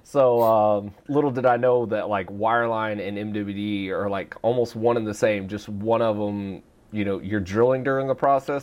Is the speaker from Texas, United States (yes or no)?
yes; Texas, United States; moved away as an adult; also born or lived in Australia; I grew up in Texas